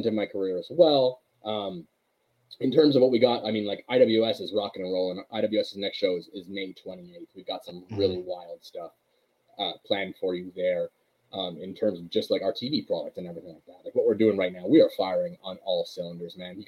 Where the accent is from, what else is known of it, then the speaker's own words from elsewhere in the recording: Montreal, Quebec, Canada; Being from Montreal